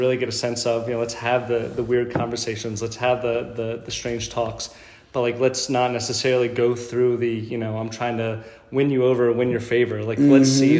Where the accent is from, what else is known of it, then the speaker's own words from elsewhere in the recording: New York, United States; born there; also born or lived in Philadelphia; now in Houston, United States; But I was in Philly for the past 12 years or so.